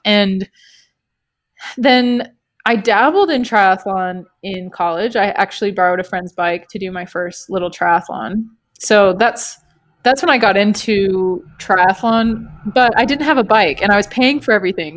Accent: Canada; moved away; we're from Canada originally

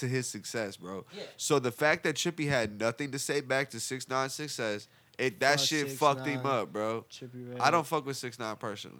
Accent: Cleveland, Ohio, United States; I was born in Cleveland

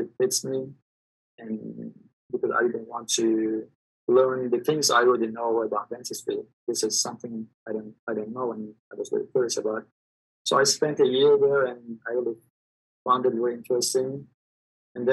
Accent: Turkey; moved away as an adult; I'm from Turkey. Actually, I studied dentistry in Turkey, and I practiced general dentistry for 15 years

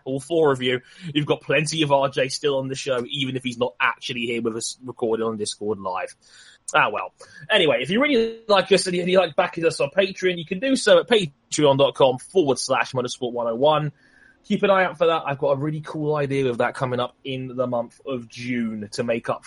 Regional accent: England, United Kingdom; I'm English

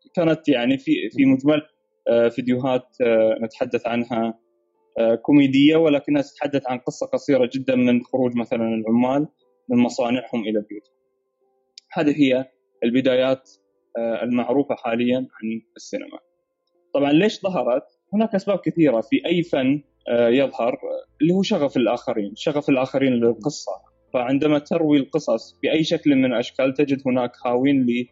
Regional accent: Saudi Arabia; إحنا أبناء البلد

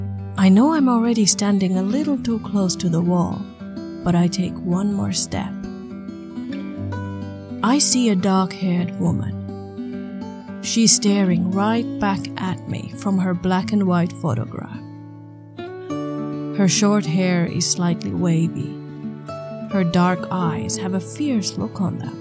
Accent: Finland; English is a second language; I'm from Finland. English is not my mother tongue

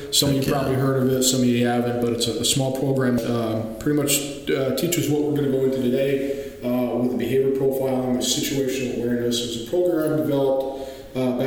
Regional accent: Kuwait; also born or lived in Huntington Beach; now in United States; So I grew up in Kuwait

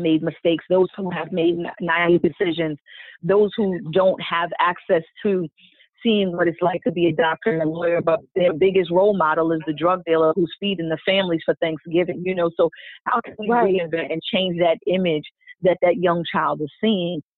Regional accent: New York, United States; I'm coming from New York, concrete jungle

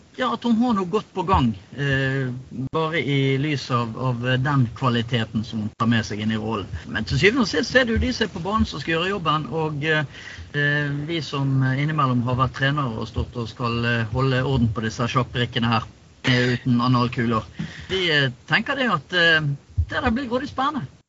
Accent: Bergen, Vestland, Norway; vi er bergensere

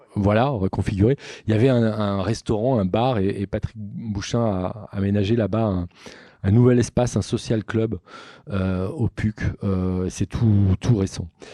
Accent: Nantes, Pays de la Loire, France; je suis nantais

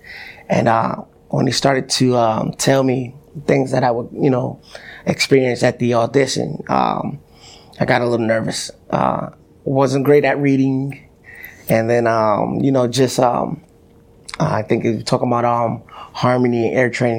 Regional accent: Connecticut, United States; growing up in Connecticut

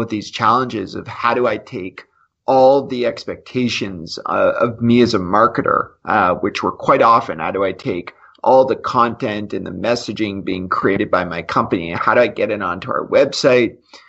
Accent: Canada; as a Canadian

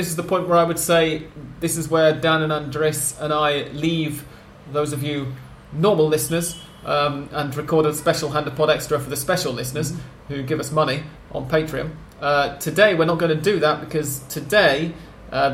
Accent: England, United Kingdom; now in Buenos Aires, Argentina; because I'm English and therefore and live in Argentina

